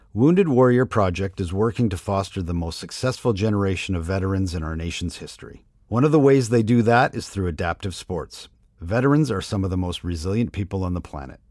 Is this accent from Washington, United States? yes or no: no; Cheektowaga, New York, United States; moved away; also born or lived in Florida; I'm from Buffalo, Cheektowaga, actually. Left for a while, was gone for sixteen years, lived in Florida, and came back